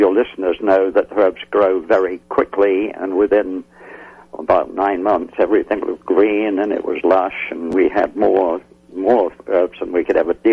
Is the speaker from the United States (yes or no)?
no; England, United Kingdom; moved away; When I was a youngster growing up in England